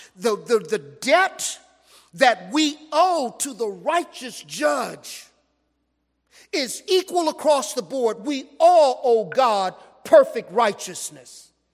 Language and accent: English; Los Angeles, California, United States; I grew up in South Central Los Angeles